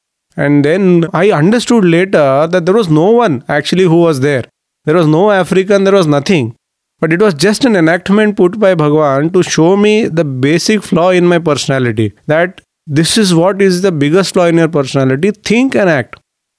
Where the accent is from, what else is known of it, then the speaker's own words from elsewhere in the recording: Mumbai, Maharashtra, India; I am from Bombay.